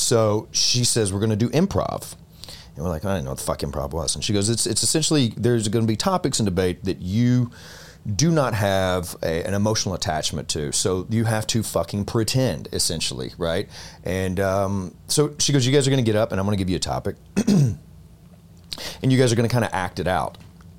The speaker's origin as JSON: {"language": "English", "region": "Alabama", "country": "United States", "said": "I'm from Alabama."}